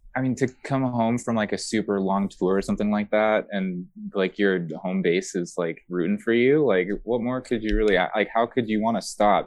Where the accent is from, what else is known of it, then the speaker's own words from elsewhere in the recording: San Pedro, California, United States; also born or lived in Long Beach; I actually grew up in San Pedro for most of my life